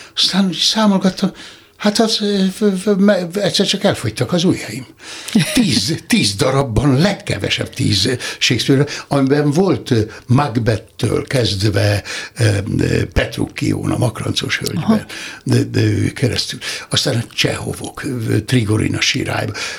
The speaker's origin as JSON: {"language": "Hungarian", "town": "Nikla", "region": "Somogy", "country": "Hungary", "tie": "born or raised there", "said": "Somi Tarnocán születtem, de négy éves koromtól már Niklán"}